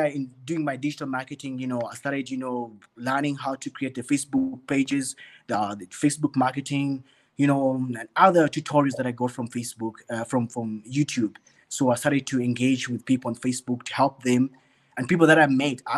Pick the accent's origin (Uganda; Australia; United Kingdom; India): Uganda; moved away as an adult; now in Johannesburg, South Africa; I grew up in Uganda